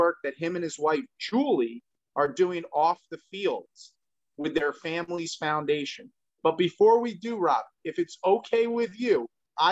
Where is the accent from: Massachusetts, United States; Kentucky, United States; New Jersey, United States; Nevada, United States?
New Jersey, United States; You and I grew up in New Jersey